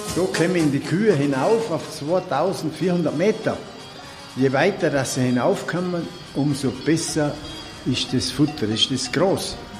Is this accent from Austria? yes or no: yes; Tyrol, Austria; born or raised there